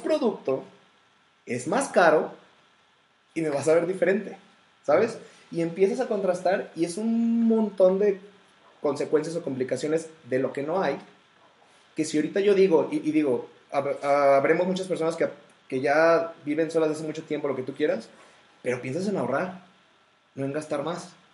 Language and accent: Spanish; Mexico; como el mexicano promedio que somos